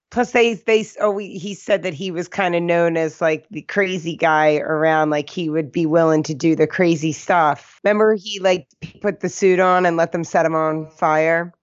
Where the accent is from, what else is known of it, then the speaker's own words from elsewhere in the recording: East Coast, United States; accent: East Coast; My East Coast accent.